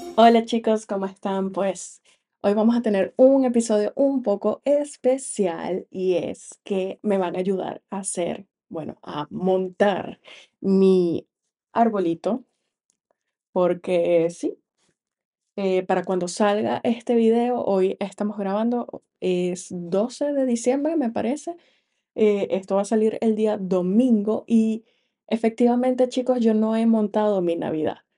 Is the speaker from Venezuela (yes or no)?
yes; Venezuela; soy venezolana y tenemos mucha cultura navideñas